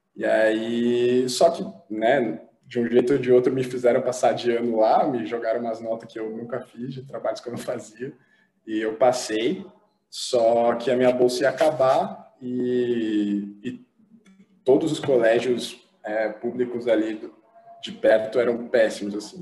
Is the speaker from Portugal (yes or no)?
no; São Paulo, Brazil; a gente sempre morou junto, sempre foi da Zona Leste. A gente morou em alguns lugares ali da, da Zona Leste